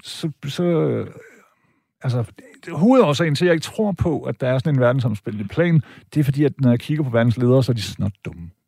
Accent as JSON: {"language": "Danish", "country": "Denmark", "tie": "born or raised there", "said": "jeg er tysk statsborger, øh, og jeg har da fame nede i Deutschland, men jeg var født og opvokset i Danmark"}